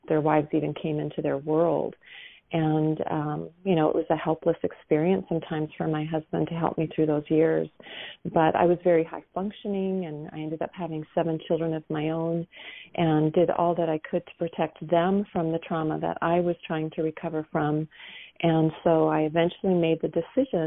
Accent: Minnesota, United States; I grew up in Minnesota

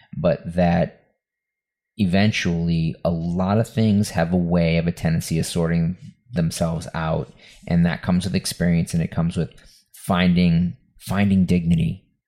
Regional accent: Lynn, Massachusetts, United States; this house that we that I grew up in in West on Western Ave in Lynn, Mass

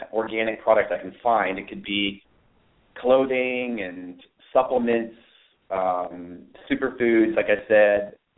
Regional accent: Los Altos, California, United States; also born or lived in Redwood City, California; So I'm from the Bay Area, Los Altos, California. And I was very blessed to grow up in Los Altos

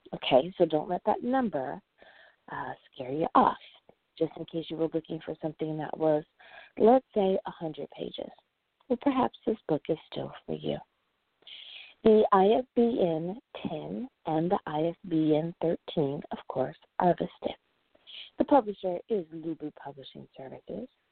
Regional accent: United States; the United States of America. Woohoo! My home country

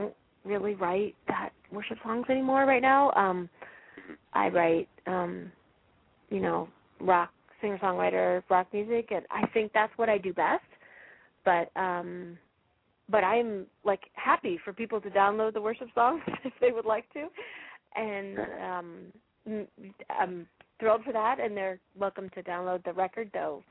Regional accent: Fort Collins, Colorado, United States; moved away; I grew up in Fort Collins.

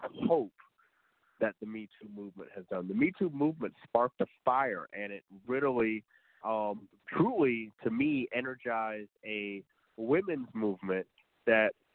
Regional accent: Indiana, United States; also born or lived in Detroit, Michigan; I grew up in Indiana

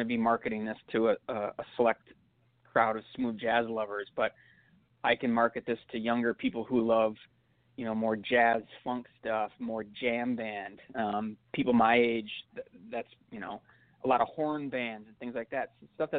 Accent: Minneapolis, Minnesota, United States; I'm from Minneapolis.

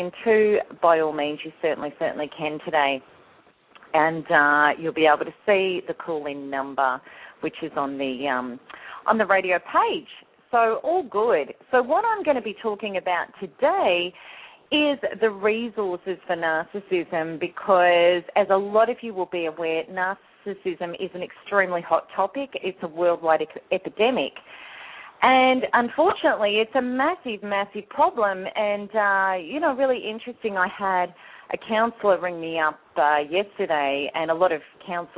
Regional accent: Australia; my home country, Australia

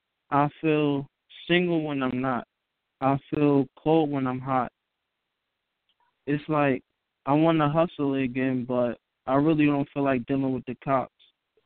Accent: Newark, New Jersey, United States; I am from Newark, New Jersey.

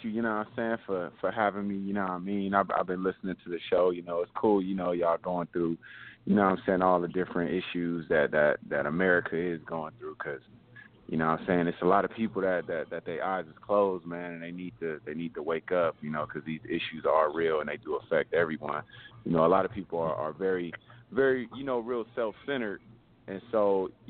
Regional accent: Los Angeles, California, United States; Man, I'm calling from uh man, I'm from Leimert Park, man, you know what I'm saying? From Leimert

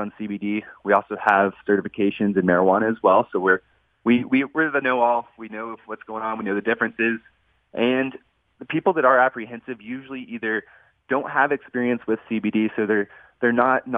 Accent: Texas, United States; I'm from Texas, born and raised

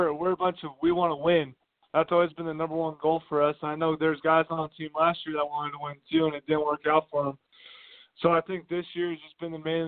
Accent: Great Falls, Montana, United States; also born or lived in Cheney, Washington; now in Billings, United States; I'm from Montana, from Great Falls, which is about 3.5 hours from Billings.

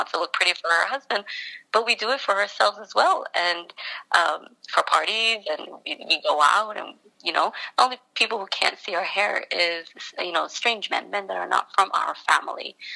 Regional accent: New York City, New York, United States; I was born and raised in Brooklyn

